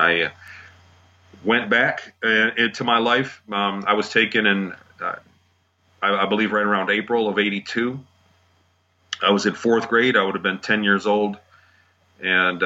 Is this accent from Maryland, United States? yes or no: no; Michigan, United States; I grew up here in Michigan